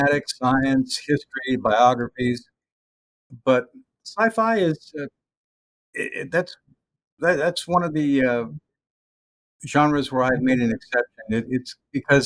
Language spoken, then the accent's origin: English; Texas, United States; moved away as an adult; also born or lived in Los Angeles, California; now in Pittsburgh, United States; I'm a Texan, fourth generation